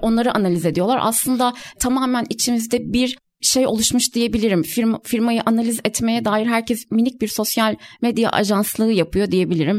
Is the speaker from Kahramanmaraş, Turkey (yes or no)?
yes; Kahramanmaraş, Turkey; moved away; Ben aslen de Kahramanmaraşlıyım. Ailem de depremi orada geçirdi